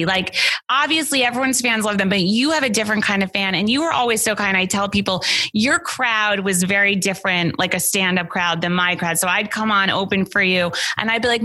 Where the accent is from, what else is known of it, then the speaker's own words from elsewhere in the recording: New York, United States; I grew up on Howard Stern, right? Everyone in New York did.